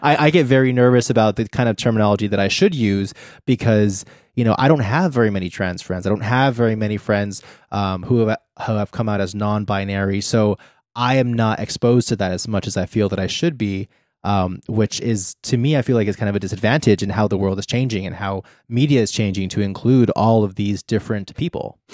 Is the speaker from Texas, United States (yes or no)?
yes; Texas, United States; I grew up in Texas